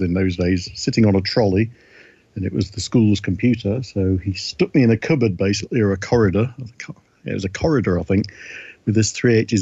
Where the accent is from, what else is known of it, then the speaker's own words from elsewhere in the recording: Blackpool, North West England, United Kingdom; moved away as an adult; also born or lived in Douglas, Isle of Man; now in Nova Scotia, Canada; I grew up in Blackpool and Douglas on the Isle of Man